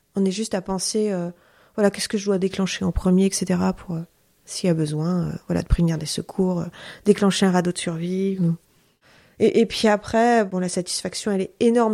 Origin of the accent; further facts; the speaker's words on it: Ouessant, Brittany, France; je suis marin-pêcheur et je suis aussi guide conférencière. Je suis donc originaire euh, d'Ouessant